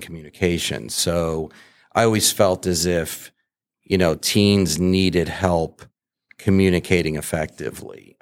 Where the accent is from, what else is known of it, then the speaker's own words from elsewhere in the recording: New England, United States; I grew up in New England